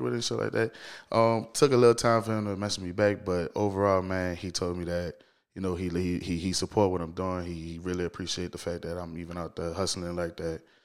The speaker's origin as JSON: {"language": "English", "town": "New Orleans", "region": "Louisiana", "country": "United States", "tie": "born or raised there", "said": "I'm born and raised in New Orleans, man. Shout out to the East, man. I'm from the East."}